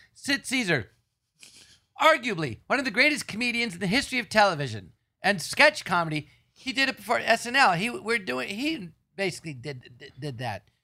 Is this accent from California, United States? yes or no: yes; Los Angeles, California, United States; I grew up in Tarzan and there was an empty lot next door